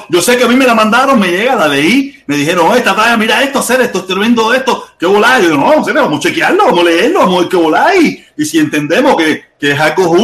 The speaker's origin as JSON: {"language": "Spanish", "country": "Cuba", "moved": "yes", "lives_now": "Miami, United States", "said": "Nosotros no somos chinos, nosotros somos cubanos. Y aquí hay de todo tipos de pensamientos. Me imagino que, somos los mismos cubanos que estábamos en Cuba, o que, nunca nos quejamos, o que a partir de que salimos abrimos los ojos"}